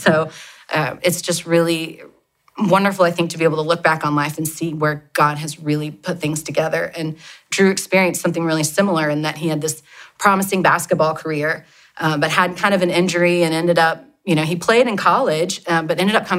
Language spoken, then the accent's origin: English; Oklahoma City, Oklahoma, United States; also born or lived in Dallas, Texas; I grew up here in Oklahoma City, lived with my parents and my sister